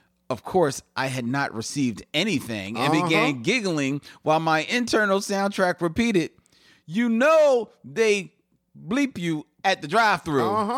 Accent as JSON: {"language": "English", "region": "the Carolinas", "country": "United States", "tie": "born or raised there", "said": "I grew up in Coastal Carolina, and my favorite ice cream was fresh peach ice cream from the Inland Orchid roadside stands."}